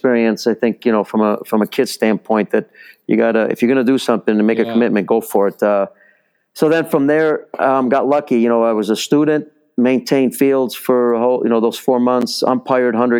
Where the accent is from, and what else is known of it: Chicago, Illinois, United States; born or raised there; first language Italian; English is a second language; also born or lived in Rome, Italy